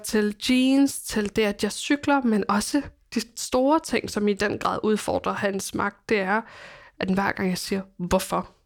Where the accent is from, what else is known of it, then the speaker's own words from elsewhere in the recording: Copenhagen, Capital Region of Denmark, Denmark; mit barndomshjem ligger i på Amager